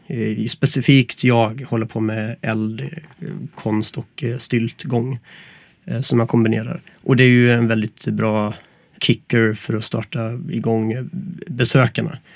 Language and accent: Swedish; Gothenburg, Västra Götaland, Sweden; moved away as an adult; now in Stockholm, Sweden